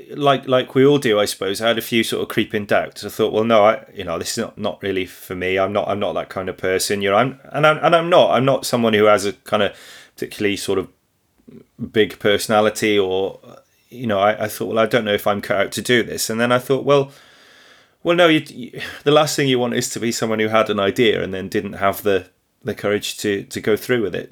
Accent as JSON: {"language": "English", "town": "Wrexham", "region": "Wales", "country": "United Kingdom", "said": "I'm a farmer from Northeast Wales near Wrexham."}